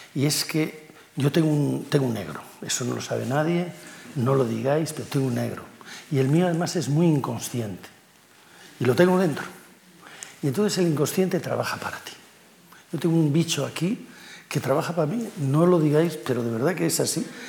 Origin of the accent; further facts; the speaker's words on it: village on the Pisuerga, Castile and León, Spain; also born or lived in Liébana, Cantabria; el Pisuerga pasa por mi pueblo